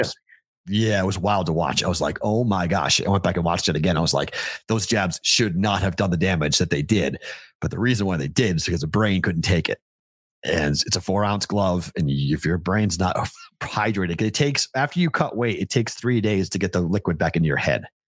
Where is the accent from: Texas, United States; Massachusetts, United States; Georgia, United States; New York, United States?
Massachusetts, United States; Andover; I'm from Andover, Mass